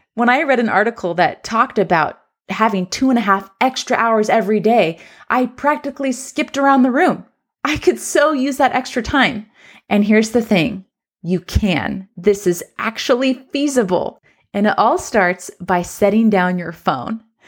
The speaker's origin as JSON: {"language": "English", "region": "Southern California", "country": "United States", "moved": "yes", "lives_now": "Central Oregon, United States", "said": "I'm from Southern California"}